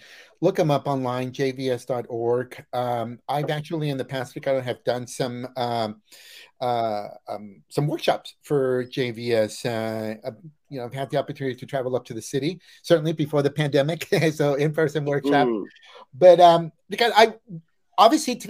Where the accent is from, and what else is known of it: Mexico